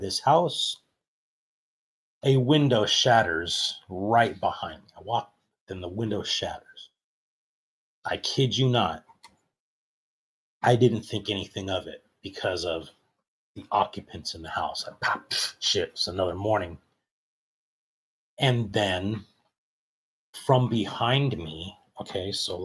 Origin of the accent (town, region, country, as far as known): Monrovia, California, United States; born or raised there